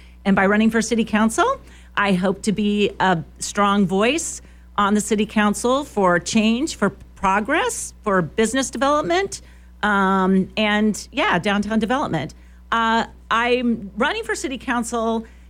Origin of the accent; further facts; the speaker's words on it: Elkhorn, Nebraska, United States; also born or lived in Morocco; now in Lincoln, United States; Well, I grew up in Nebraska outside Omaha in Elkhorn. I came to Lincoln as an undergraduate degree seeker when I was 18